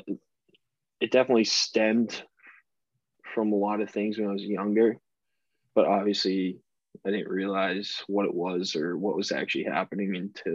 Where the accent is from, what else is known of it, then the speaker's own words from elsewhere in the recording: Boston, Massachusetts, United States; now in Birmingham, United States; I'm from Boston